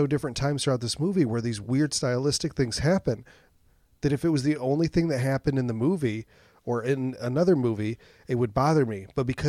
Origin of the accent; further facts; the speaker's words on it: United States; Because I'm American.